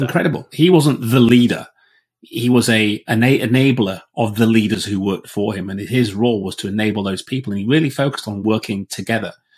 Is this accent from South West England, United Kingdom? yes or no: no; Yorkshire and the Humber, United Kingdom; I'm a Yorkshireman